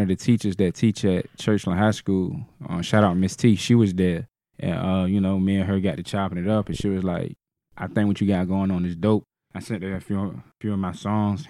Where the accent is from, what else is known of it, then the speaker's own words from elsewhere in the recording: Norfolk, Virginia, United States; I'm from Grandy Park